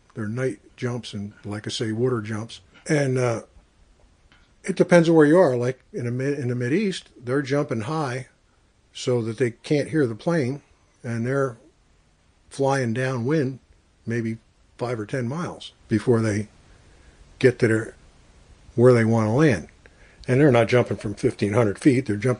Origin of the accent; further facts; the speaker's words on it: Branchville, New Jersey, United States; now in Pennsylvania, United States; Sussex County, about 20 miles south of Port Jervis.